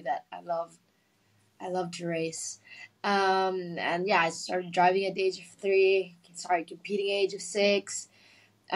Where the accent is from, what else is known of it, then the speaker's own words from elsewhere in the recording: Philippines; growing up in the Philippines